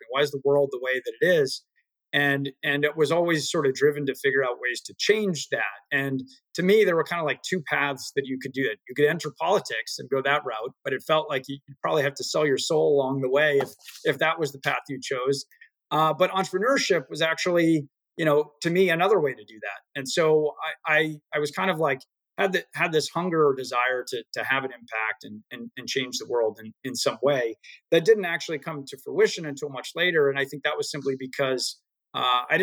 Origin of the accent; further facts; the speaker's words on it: Acton, Massachusetts, United States; also born or lived in Chicago; I grew up in a town called Acton, sort of northwest of the city.